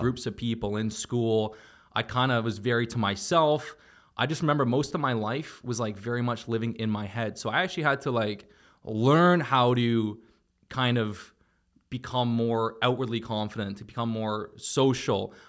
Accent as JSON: {"language": "English", "town": "Toronto", "region": "Ontario", "country": "Canada", "tie": "born or raised there", "also_born_or_lived": "Miami", "moved": "yes", "said": "I was from Toronto and I just, you know, most of my childhood memories were playing sports and video games"}